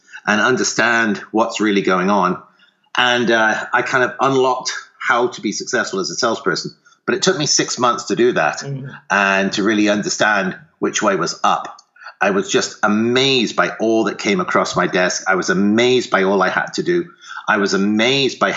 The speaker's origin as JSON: {"language": "English", "country": "United Kingdom", "tie": "born or raised there", "also_born_or_lived": "Ottawa, Canada", "accent": "faint accent", "moved": "as an adult", "lives_now": "Sonoma, United States", "said": "started off in the UK, and you may hear a faint accent there, but I started in the UK"}